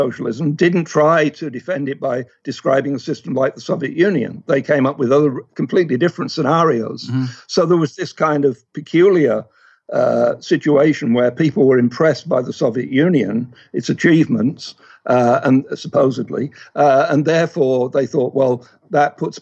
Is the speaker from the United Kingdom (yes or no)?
yes; England, United Kingdom; moved away; I grew up in England, although I'm of Scottish extraction